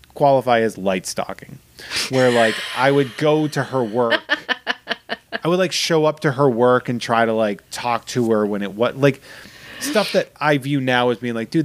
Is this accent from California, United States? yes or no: no; Massachusetts, United States; my hometown, which is a very Trumpian chunk of Massachusetts.